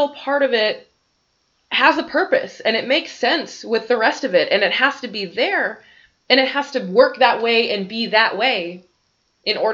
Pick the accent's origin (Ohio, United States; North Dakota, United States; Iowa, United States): North Dakota, United States; Bismarck; now in Grand Forks, United States; I grew up in Bismarck